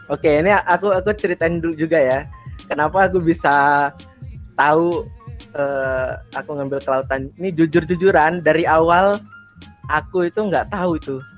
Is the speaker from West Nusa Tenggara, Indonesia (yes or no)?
yes; Bima, West Nusa Tenggara, Indonesia; apalagi nih anak timur, terutama aku kan dari Bima nih. Dari Bima kebetulan di pesisir pantai rumahnya.